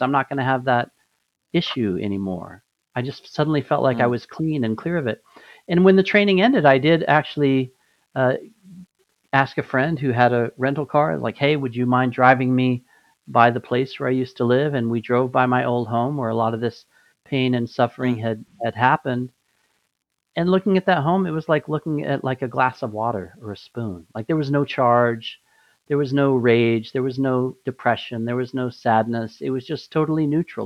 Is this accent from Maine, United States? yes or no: no; Albuquerque, New Mexico, United States; moved away; A lot of a lot of my life I grew up in Albuquerque